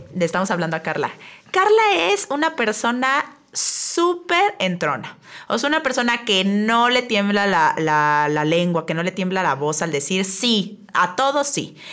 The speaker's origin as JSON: {"language": "Spanish", "region": "San Luis Potosí", "country": "Mexico", "moved": "as an adult", "lives_now": "Querétaro, Mexico", "said": "yo soy potosina"}